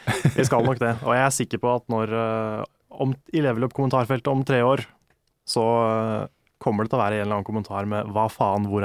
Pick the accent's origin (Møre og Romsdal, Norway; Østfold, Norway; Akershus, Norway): Østfold, Norway; Moss; Jeg kom jo fra Moss. Så det å på en måte stikke innom Akersmik når man var på Oslo-tur, var jo en del av pakka, liksom.